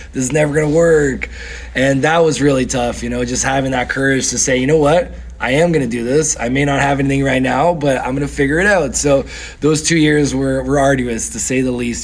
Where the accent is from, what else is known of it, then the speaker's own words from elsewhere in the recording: Canada; also born or lived in São Paulo, Brazil / Barretos, Brazil; my parents moved to Canada when I was nine years old.